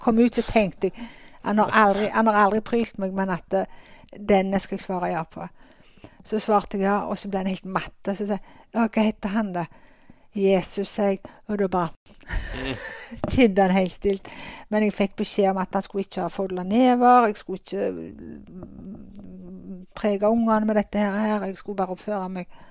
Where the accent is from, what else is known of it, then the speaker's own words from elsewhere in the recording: Åkrehamn, Rogaland, Norway; also born or lived in Stavanger; jeg er født og oppvokst her på Åkra. Så hele min barns, barndomstid har jeg hatt på Karmøy og Åkra.